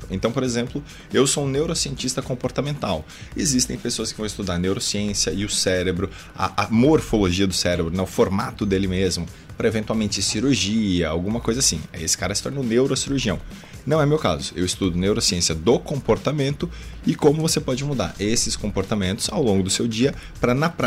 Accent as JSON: {"language": "Portuguese", "town": "Guarulhos", "region": "São Paulo", "country": "Brazil", "said": "Eu sou de São Paulo, né, nascido na verdade na cidade de Guarulhos, mas a minha mãe é descendente de japoneses, daí"}